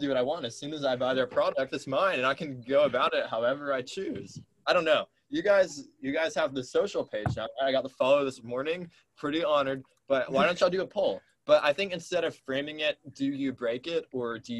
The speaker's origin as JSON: {"language": "English", "town": "Lucas", "region": "Texas", "country": "United States", "said": "I'm from Lucas"}